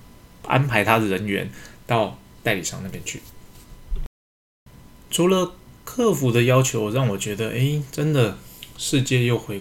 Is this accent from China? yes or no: no; Taiwan; 我们台湾这边开放的比较慢，